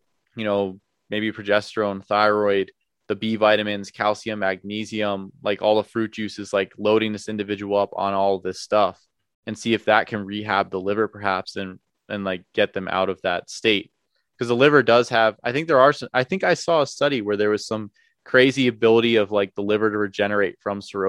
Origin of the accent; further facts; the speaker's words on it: New Jersey, United States; I'm from New Jersey